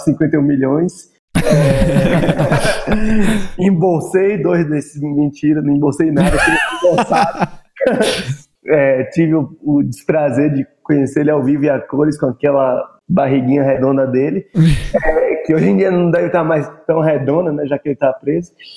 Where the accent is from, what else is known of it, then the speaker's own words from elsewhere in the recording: Salvador, Bahia, Brazil; moved away as an adult; also born or lived in São Paulo; eu saí de Salvador Fui morar em São Paulo para trabalhar nas maiores agências